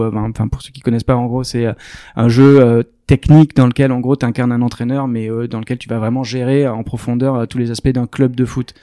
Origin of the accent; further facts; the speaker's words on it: Arcachon Basin, Nouvelle-Aquitaine, France; je suis originaire du bassin d'Arcachon